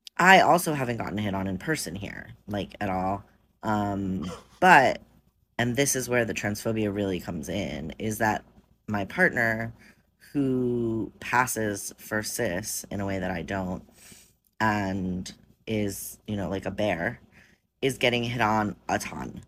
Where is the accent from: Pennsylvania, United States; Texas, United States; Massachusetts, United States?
Massachusetts, United States; Boston; We're from Boston